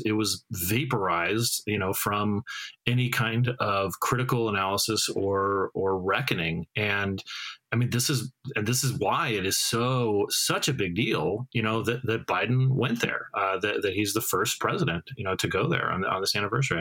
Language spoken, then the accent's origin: English; Arizona, United States; moved away; I'm from the West, you know, I'm from Arizona